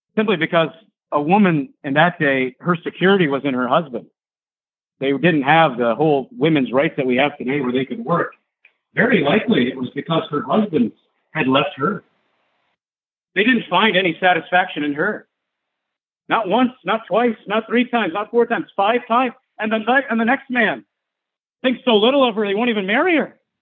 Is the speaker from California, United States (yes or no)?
no; Michigan, United States; I'm from Michigan